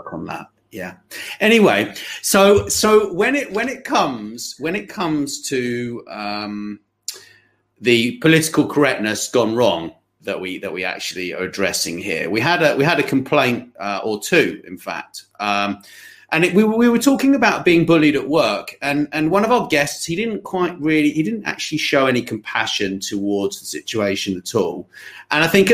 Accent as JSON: {"language": "English", "country": "United Kingdom", "said": "we're British"}